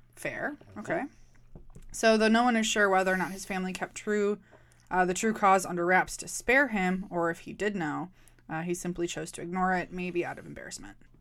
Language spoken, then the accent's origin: English; Milwaukee, Wisconsin, United States; I'm from Milwaukee